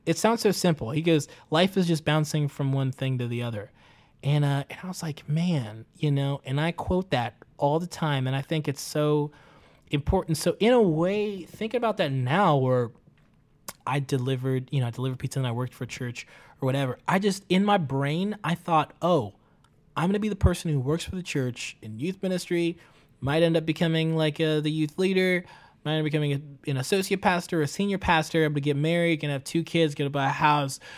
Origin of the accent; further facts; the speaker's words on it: Tanzania; now in United States; I grew up in Tanzania